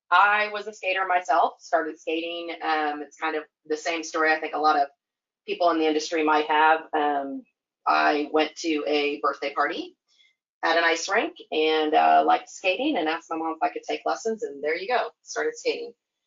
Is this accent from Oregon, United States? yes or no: yes; Oregon, United States; also born or lived in Virginia / Michigan / Pennsylvania / Georgia; I was born in Virginia, lived in Michigan, Pennsylvania, Georgia, Missouri, Kentucky, Oregon, and then now Texas. So I sort of have to claim, to be frank, I claim Oregon as my home